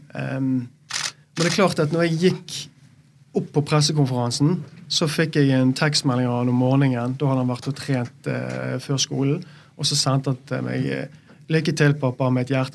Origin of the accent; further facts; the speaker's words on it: Bergen, Vestland, Norway; Som bergenser, når du bor i Bergen og du har alle rundt deg